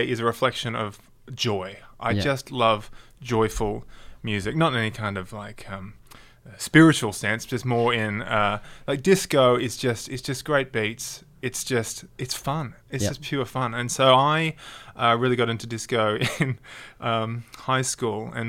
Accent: Sydney, New South Wales, Australia; I grew up in the northern suburbs of Sydney

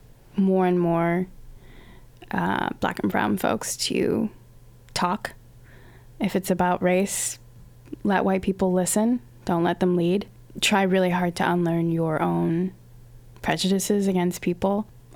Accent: Australia; now in North America; But yeah, I grew up in Australia

